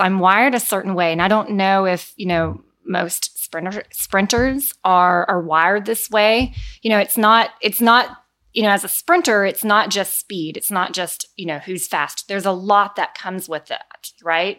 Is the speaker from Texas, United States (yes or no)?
yes; Denton, Texas, United States; I am from Denton, Texas